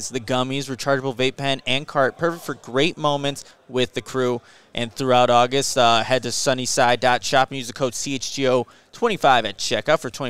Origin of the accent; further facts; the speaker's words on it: Waukegan, Illinois, United States; Grew up and raised in Waukegan